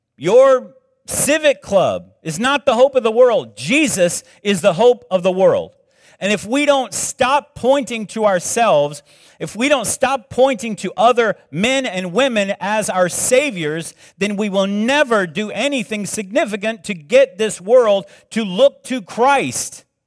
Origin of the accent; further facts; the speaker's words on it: South Carolina, United States; moved away; I grew up in South Carolina